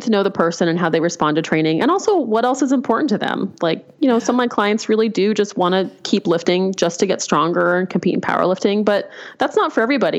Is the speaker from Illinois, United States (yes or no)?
no; Albuquerque, New Mexico, United States; I grew up in Albuquerque